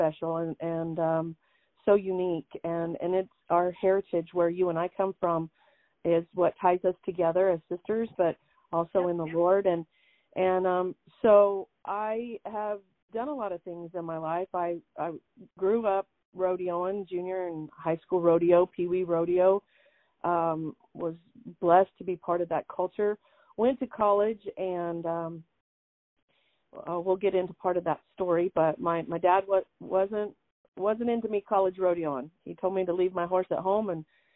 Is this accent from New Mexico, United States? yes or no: yes; Bosque Farms, New Mexico, United States; I'm originally from Bosque Farms, New Mexico